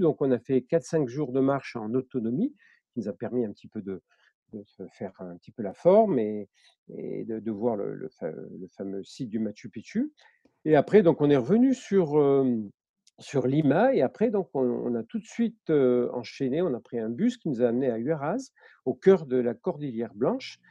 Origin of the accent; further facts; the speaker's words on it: Marseille, Provence-Alpes-Côte d'Azur, France; je suis né à Marseille, hein, je n'ai pas une famille qui est purement marseillaise